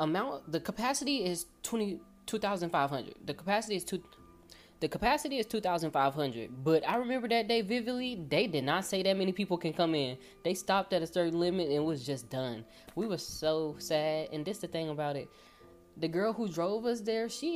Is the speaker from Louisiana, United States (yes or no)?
yes; Louisiana, United States; now in Irving, United States; I'm from Louisiana. We came moving out here.